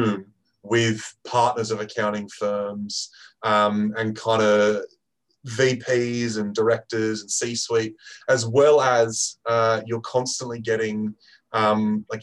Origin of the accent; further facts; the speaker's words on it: Australia; moved away as an adult; now in United Kingdom; I am originally an Aussie, and I moved to the UK for the Rugby World Cup 2015 and never left